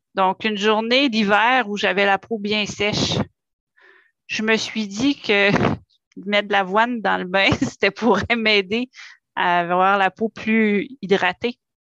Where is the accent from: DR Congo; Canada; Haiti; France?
Canada; Gatineau, Quebec; je suis native de Hall, donc je suis née dans la région aussi